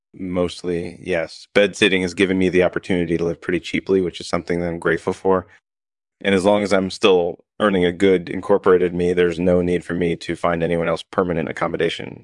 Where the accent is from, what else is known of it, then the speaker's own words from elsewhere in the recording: United Kingdom; I was born and raised in the U K.